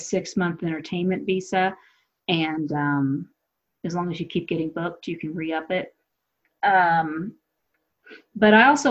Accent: United States; I don't even want to travel overseas and tell people I'm an American.

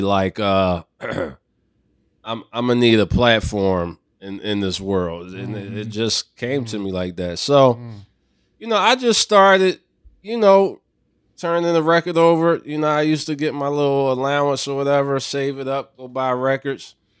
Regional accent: Philadelphia, Pennsylvania, United States; I grew up in Philadelphia

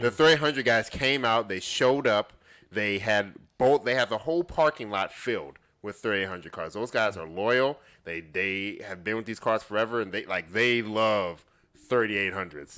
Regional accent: Chicago, Illinois, United States; moved away; I'm originally from the Chicagoland area.

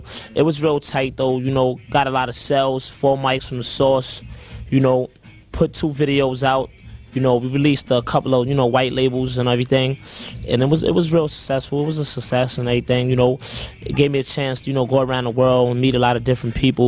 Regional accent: New York City, New York, United States; I'm definitely coming from Harlem, you know, born and raised there

